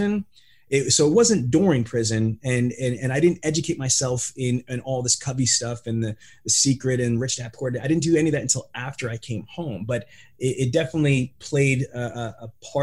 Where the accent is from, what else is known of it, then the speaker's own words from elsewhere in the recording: New York City, New York, United States; moved away; also born or lived in New Jersey; I'm from Queens and Brooklyn